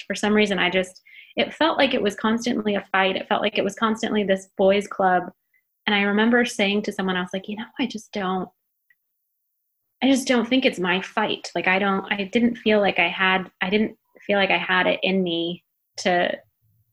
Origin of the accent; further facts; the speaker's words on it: Minnesota, United States; I am from Minnesota